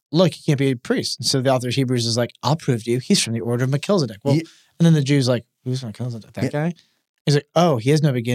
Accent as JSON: {"language": "English", "region": "Kentucky", "country": "United States", "said": "I'm from Kentucky."}